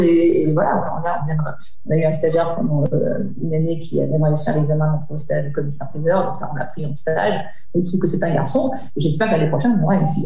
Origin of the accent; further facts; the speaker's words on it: Lyon, Auvergne-Rhône-Alpes, France; je suis lyonnaise, donc j'ai passé mon bac